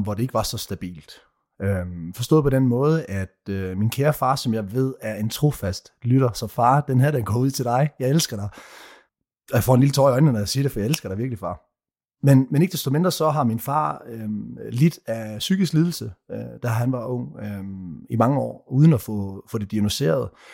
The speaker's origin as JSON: {"language": "Danish", "town": "Odense", "region": "Southern Denmark", "country": "Denmark", "tie": "born or raised there", "also_born_or_lived": "Copenhagen, Denmark", "moved": "as an adult", "lives_now": "Southern Spain", "said": "født og opvokset i Odense"}